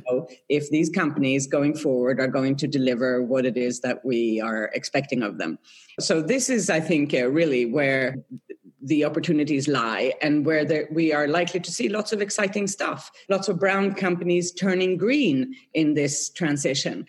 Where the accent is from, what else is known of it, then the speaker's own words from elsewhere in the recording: Norrköping, Östergötland, Sweden; moved away as an adult; now in Geneva, Switzerland; I grew up in Sweden in, in a town called Norrköping, south of Stockholm.